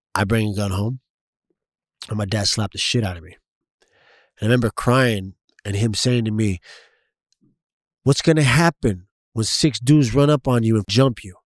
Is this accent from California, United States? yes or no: yes; San Diego, California, United States; also born or lived in East County, San Diego; I was born in the Logan Heights area, grew up in, uh, Lomas, Golden Hills area, which is right up, up the street, twenty-sixth, twenty-fifth, um, southeast San Diego